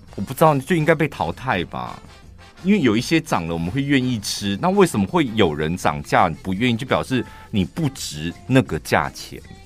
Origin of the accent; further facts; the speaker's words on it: Taichung, Taiwan; 身为台中的人